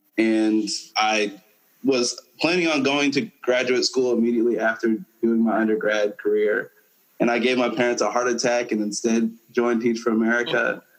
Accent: Farmington, Connecticut, United States; moved away; also born or lived in Hartford, Connecticut / Georgia; me being born in Hartford, but growing up in Farmington and going to school in Farmington, Connecticut

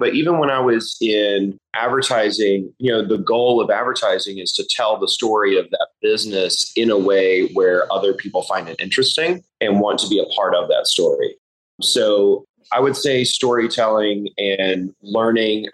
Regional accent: Charlotte, North Carolina, United States; I'm from Charlotte, North Carolina originally. I'm a fifth-generation Carolinian, seventh-generation North Carolinian, fifth-generation Charlottean

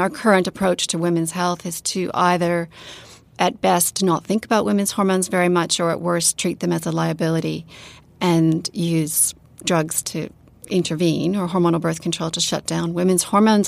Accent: Canada; also born or lived in Sydney, Australia / New Zealand; now in Christchurch, New Zealand; I live in New Zealand, but I'm from Canada and I work in Australia

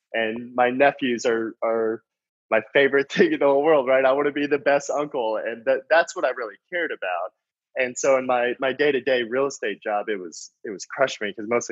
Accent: North Texas, United States; I grew up in a small town in North Texas

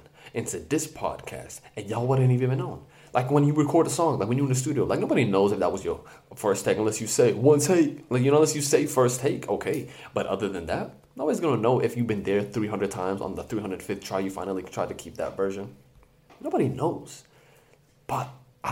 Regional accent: Palestine; first language English; I'm from Palestine

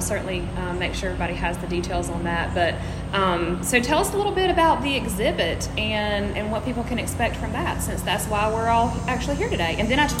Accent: Thomasville, Georgia, United States; I'm from Thomasville. I live here.

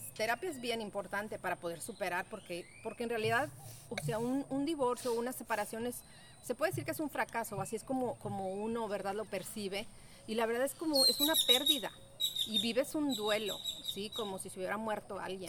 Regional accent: Mexico; estamos pensando como mexicanos

